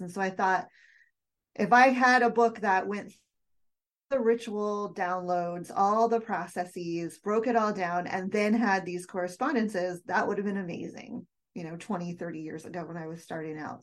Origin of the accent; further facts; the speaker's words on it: United States; I was born and raised in the United States